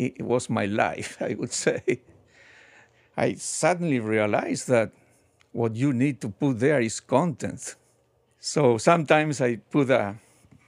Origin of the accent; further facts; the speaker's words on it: Argentina; moved away; I grew up in Argentina, and for many years when I was a child, I lived in a farm